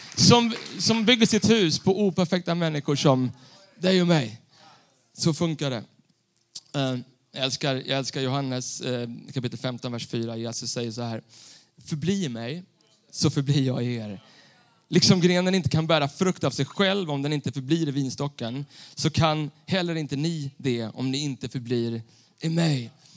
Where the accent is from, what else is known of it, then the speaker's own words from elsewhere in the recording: Stockholm, Stockholm County, Sweden; Jag är uppvuxen bland betong i Stockholm city